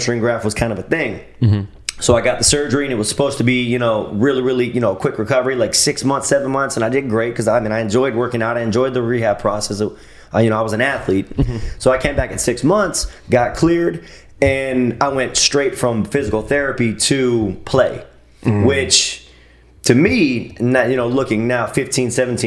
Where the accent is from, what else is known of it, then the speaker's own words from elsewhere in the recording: Pembroke Pines, Florida, United States; also born or lived in Chicago; I'm actually from Pembroke Pines, born and raised Pembroke Pines.